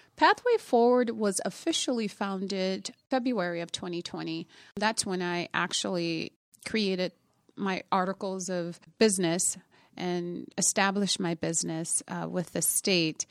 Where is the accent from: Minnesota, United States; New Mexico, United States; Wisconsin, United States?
Minnesota, United States; Minneapolis; also born or lived in Indiana; I'm originally from Indiana, um, but we moved to Minnesota when I was about, I was ten years old. and I grew up here in the Twin Cities